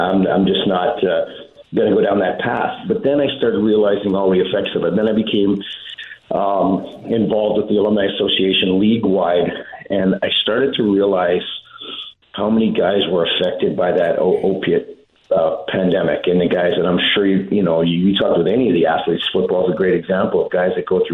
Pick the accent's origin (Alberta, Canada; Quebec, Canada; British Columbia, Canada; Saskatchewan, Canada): Saskatchewan, Canada; Saskatoon; moved away; We grew up in Saskatoon